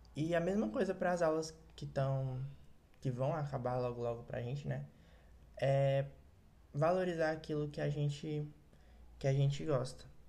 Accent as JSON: {"language": "Portuguese", "region": "Ceará", "country": "Brazil", "said": "sou do Ceará, talvez por isso eu fale um pouco apressado demais"}